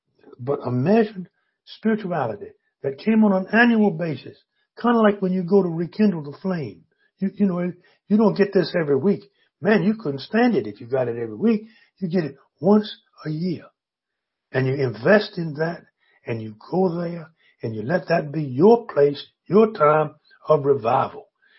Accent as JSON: {"language": "English", "region": "Virginia", "country": "United States", "tie": "born or raised there", "said": "In my hometown, down in on the east coast of Virginia, we had a building constructed just for that."}